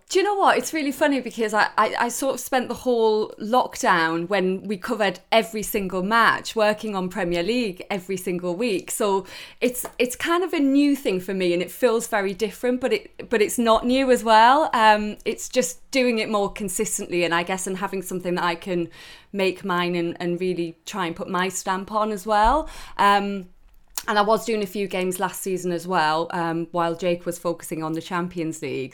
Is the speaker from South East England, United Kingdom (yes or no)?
no; Newcastle, North East England, United Kingdom; moved away; I'm Geordie through and through